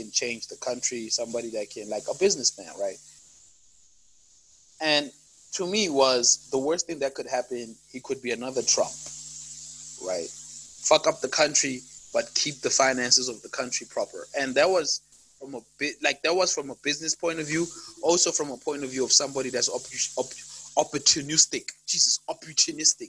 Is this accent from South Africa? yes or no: yes; South Africa; as a South African